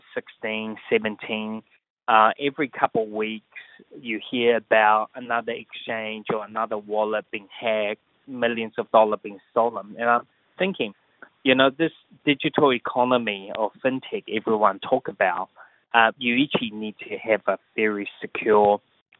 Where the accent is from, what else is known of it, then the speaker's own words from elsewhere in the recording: New Zealand; moved away as an adult; also born or lived in Asia; I grew up in New Zealand.